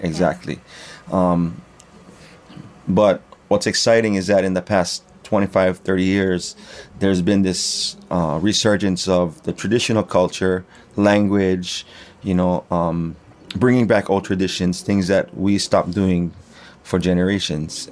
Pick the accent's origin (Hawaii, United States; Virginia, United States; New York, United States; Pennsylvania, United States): Hawaii, United States; I am from Ka'avu, um, yeah, born and raised in Hawaii